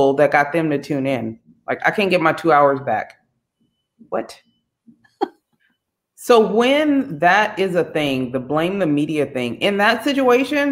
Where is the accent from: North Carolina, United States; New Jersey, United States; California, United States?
California, United States; Bay Area; I'm from the Bay Area. We're all multicultural and whatnot.